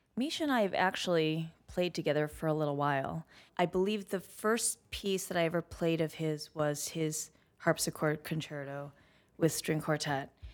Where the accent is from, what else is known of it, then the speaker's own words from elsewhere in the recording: Highland Park, Illinois, United States; moved away as an adult; also born or lived in Evanston, Illinois / New York; I was born in Evanston, which is just north of Chicago. I grew up on the North Shore of Chicago in Highland Park